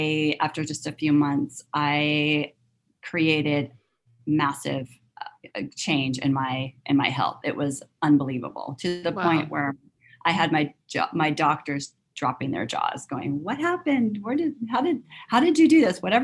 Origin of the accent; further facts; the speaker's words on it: Southern California, United States; moved away as an adult; also born or lived in London; now in Northern California, United States; I grew up in Southern California